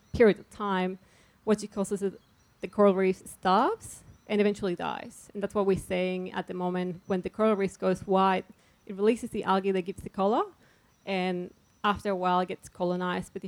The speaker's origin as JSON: {"language": "English", "country": "Chile", "moved": "yes", "lives_now": "Melbourne, Australia", "said": "I come from Chile"}